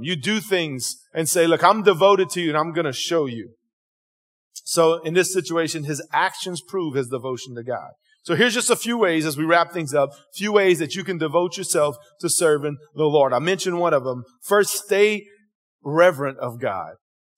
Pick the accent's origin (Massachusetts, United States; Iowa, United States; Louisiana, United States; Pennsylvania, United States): Louisiana, United States; Cajun; accent: Cajun; my Cajun interpretation